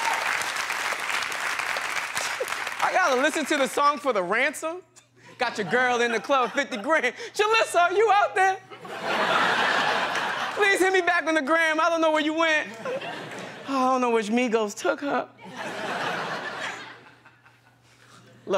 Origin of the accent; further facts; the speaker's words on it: New York, United States; I'm from New York